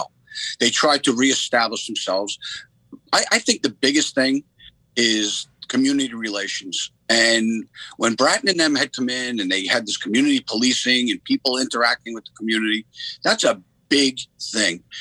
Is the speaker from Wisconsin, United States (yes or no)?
no; Long Island, Suffolk County, New York, United States; I grew up on Long Island. Suffolk County, which is a suburb of, you know, New York.